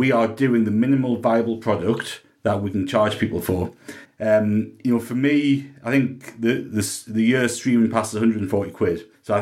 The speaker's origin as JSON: {"language": "English", "country": "Australia", "said": "I'm an Australian"}